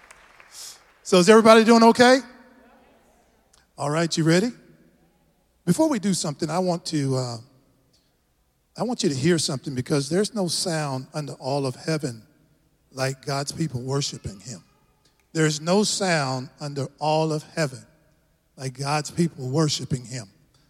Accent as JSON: {"language": "English", "region": "Texas", "country": "United States", "accent": "Texas", "said": "I'm just a tall brother from another mother from Texas"}